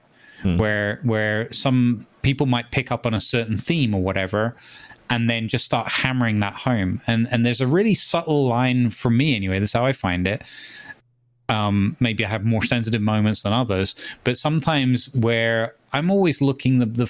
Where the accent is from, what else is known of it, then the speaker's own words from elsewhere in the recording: United Kingdom; Growing up in Britain